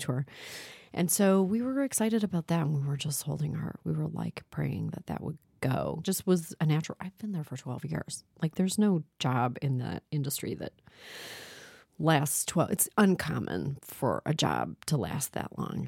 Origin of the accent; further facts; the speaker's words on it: Toronto, Ontario, Canada; I grew up in Toronto